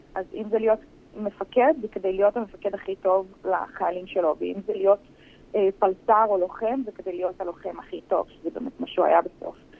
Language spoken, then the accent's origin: Hebrew; Herzliya, Tel Aviv District, Israel; אנחנו במקור בהרצליה, גדלנו בהרצליה, אני עדיין גרה בהרצליה